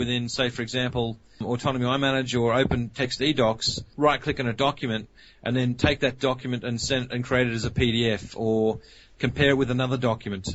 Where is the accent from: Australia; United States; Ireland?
Australia; accent: Australian; as you can actually hear by my accent, we're an Australian company.